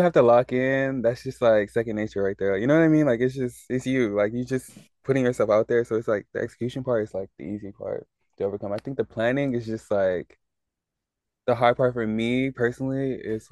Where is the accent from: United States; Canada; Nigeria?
Nigeria; me being Nigerian